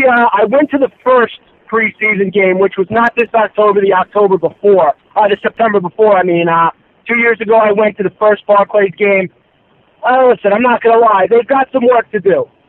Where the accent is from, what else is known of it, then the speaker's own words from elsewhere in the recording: Long Island, New York, United States; I grew up on Long Island. I'm from Long Island.